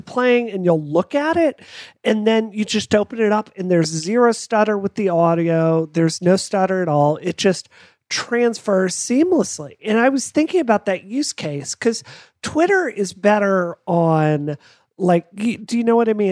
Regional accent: United States; I'm American

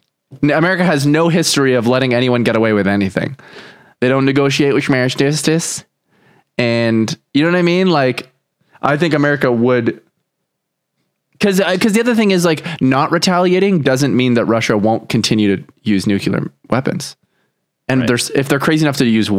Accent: Canada; I'm Canadian

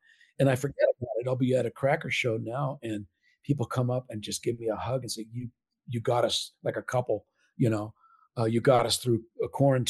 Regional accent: Southern California, United States; growing up in Southern Cal.

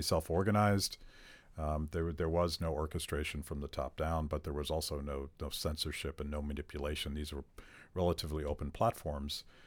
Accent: Pittsburgh, Pennsylvania, United States; I grew up in Pittsburgh

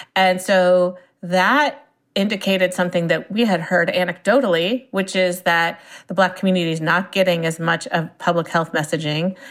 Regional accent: Silicon Valley, California, United States; I grew up in Silicon Valley, and my parents were in the software industry.

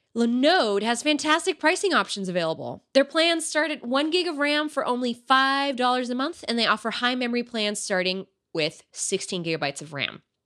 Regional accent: United States; I was born here, so I'm American European

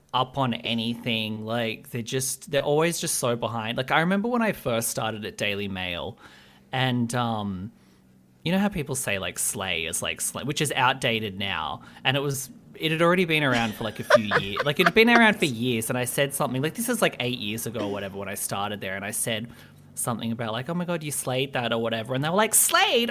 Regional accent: Albury, New South Wales, Australia; also born or lived in Sydney; I grew up in, like, a small town called Albury

